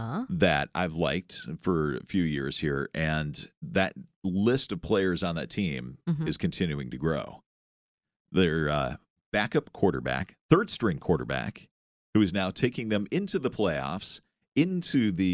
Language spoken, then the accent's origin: English; Iowa, United States; But I grew up in Iowa, and we don't have a pro team there.